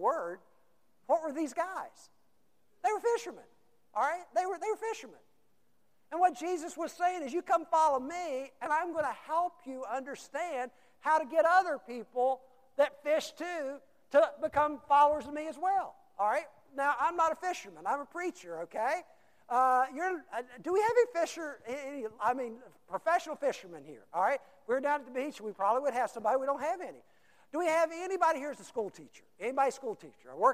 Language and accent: English; United States; we have decided as American Christians